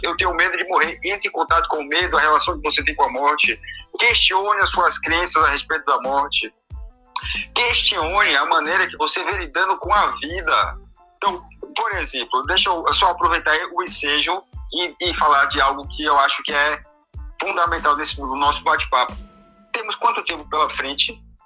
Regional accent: Portugal; moved away; eu que sou português, tenho família em Portugal

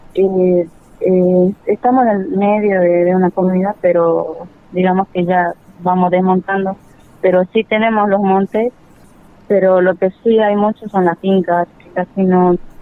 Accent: Tartagal, Salta, Argentina; soy de Tartagal, kilómetro 6. Eh, yo pertenezco al pueblo originario Huichi

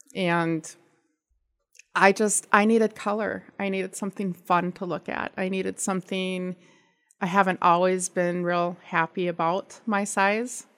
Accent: California, United States; moved away; I am from California

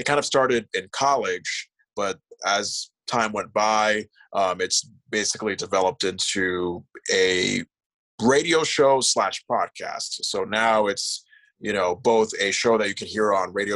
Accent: West Hartford, Connecticut, United States; moved away as an adult; also born or lived in Iowa / New York City; now in Vermont, United States; I used to produce a show in my hometown of West Hartford, Connecticut

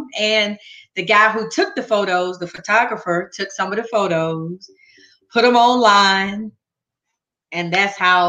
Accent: Athens, Georgia, United States; Athens, Georgia.

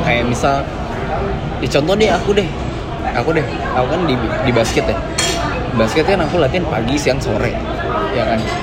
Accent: Jakarta, Indonesia; aslinya sih dari Jakarta

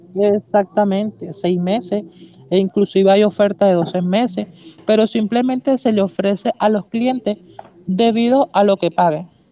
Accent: Venezuela; soy venezolano

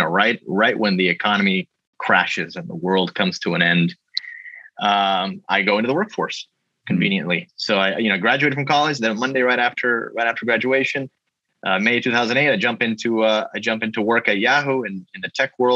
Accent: Miami, Florida, United States; I was born in Miami, Florida

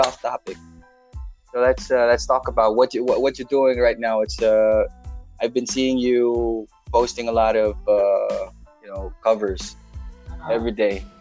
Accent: Philippines; I know I'm Asian, I know I'm Filipino

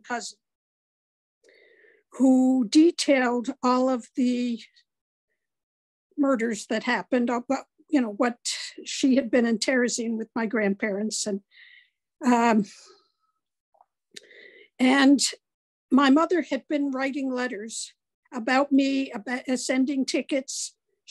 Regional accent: United States; I was raised in America

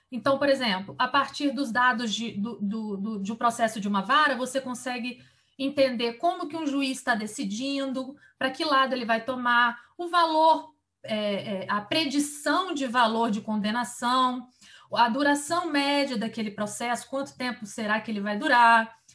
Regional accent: Vitória, Espírito Santo, Brazil; moved away as an adult; now in Brasília, Brazil; eu sou capixaba e saí de Vitória

